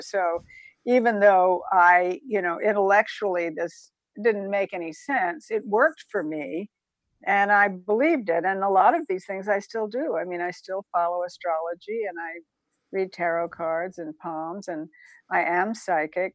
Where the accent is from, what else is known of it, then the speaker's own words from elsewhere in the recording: Savannah, Georgia, United States; also born or lived in Statesboro, Georgia; I was born in Savannah, Georgia, and my father was off in World War II